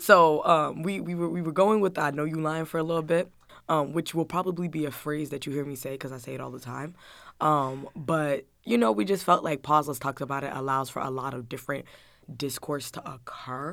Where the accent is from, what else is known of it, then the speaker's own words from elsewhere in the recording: New Jersey, United States; also born or lived in Atlanta, Georgia, United States; I moved up to Jersey